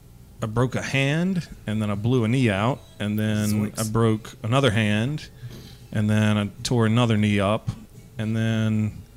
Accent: Dothan, Alabama, United States; moved away as an adult; also born or lived in Georgia / New York City; I'm from Dothan, Alabama. And I left Dothan and went to school in Georgia and then moved up to New York City and started working in TV.

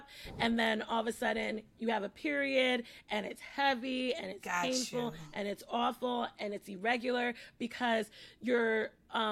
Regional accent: New York City, New York, United States; I'm from the Bronx, I work in the Bronx

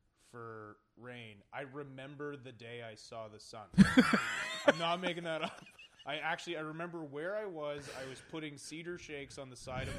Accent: Kitchener, Ontario, Canada; also born or lived in Toronto / Vancouver; I'm from Kitchener, just down the road.

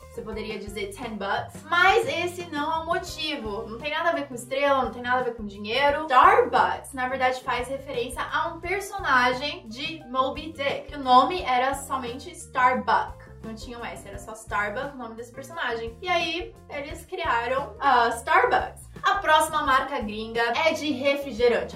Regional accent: Brazil; É assim que a gente fala em português aqui no Brasil

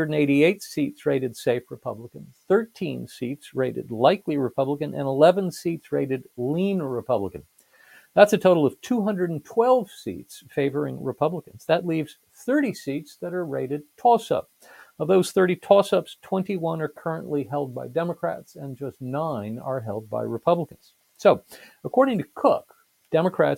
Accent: United States; I'm an American

